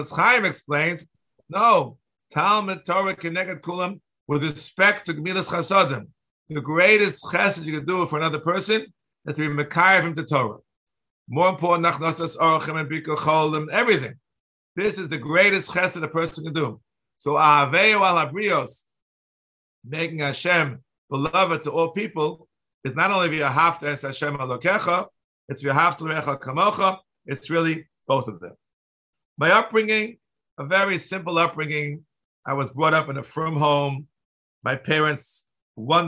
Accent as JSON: {"language": "English", "town": "New York City", "region": "New York", "country": "United States", "tie": "born or raised there", "said": "I grew up in New York City"}